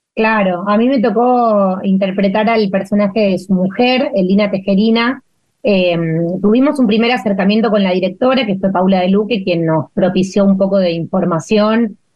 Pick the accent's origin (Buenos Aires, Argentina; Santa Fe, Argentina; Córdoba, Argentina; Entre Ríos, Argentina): Córdoba, Argentina; Leones; moved away; Yo nací en Leones, en Córdoba. Es un pueblo chiquitito del sudeste de Córdoba.